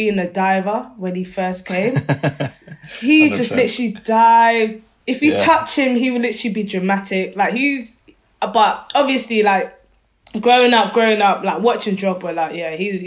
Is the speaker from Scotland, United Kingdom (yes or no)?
no; London, United Kingdom; I'm from Wembley, near Wembley nice. Side. From Wembley side.